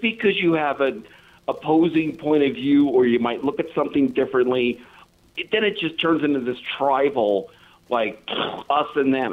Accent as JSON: {"language": "English", "region": "Colorado", "country": "United States", "tie": "born or raised there", "also_born_or_lived": "New York", "moved": "yes", "said": "I grew up in Colorado with people that were knocking elks down"}